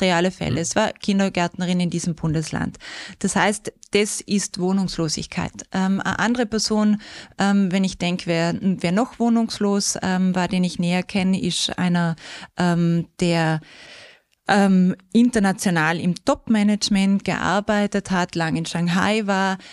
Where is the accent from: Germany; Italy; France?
Italy; South Tyrol, Trentino-Alto Adige; accent: something western; also born or lived in Austria; now in Vienna, Austria; Wer es vielleicht vom Dialekt her hört, da ist was Westliches drin. Ich komme aus Südtirol, aus den wunderschönen ähm, Bergen mit Meranerland